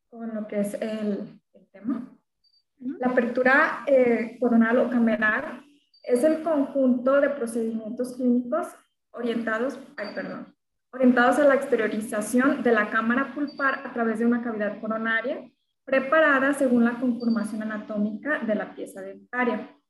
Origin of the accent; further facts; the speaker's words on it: Ahualulco de Mercado, Jalisco, Mexico; also born or lived in Guadalajara, Jalisco / Mascota, Jalisco; lo tengo en mi pueblo, es el Agualuco de Mercado, Jalisco.